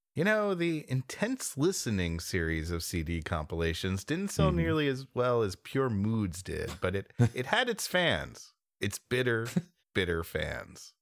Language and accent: English; United States; I'm an American.